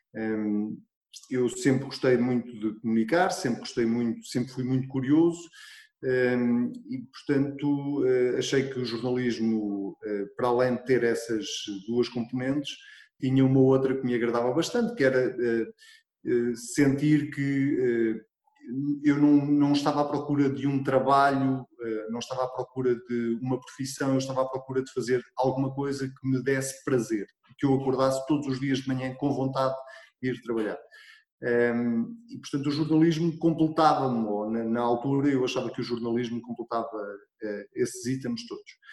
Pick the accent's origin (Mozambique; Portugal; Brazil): Portugal; Arrabal, Centro; eu sou de uma freguesia muito pequenina e hum, que se chama Arrabal